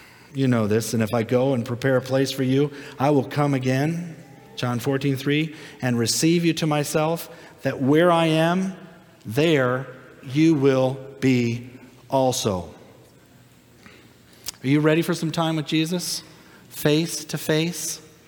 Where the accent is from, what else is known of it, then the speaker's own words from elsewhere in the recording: Minnesota, United States; now in Florida, United States; I came from Minnesota before we came to Florida.